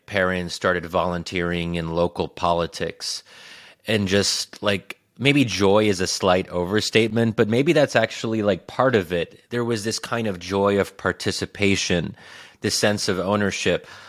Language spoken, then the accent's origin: English; United States; I'm American, that I was born and raised in this country